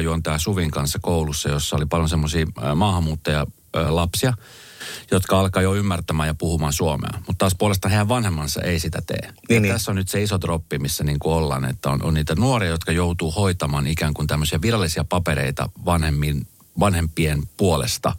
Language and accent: Finnish; Colombia; now in Finland; Kolumbiasta, mm. mistä mm. mä oon kotoisin